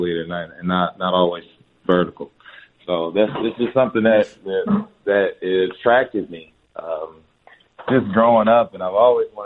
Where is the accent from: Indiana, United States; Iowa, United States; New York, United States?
Indiana, United States; Fort Wayne; moved away; also born or lived in Dallas, Texas; Indiana, July 12th, my hometown.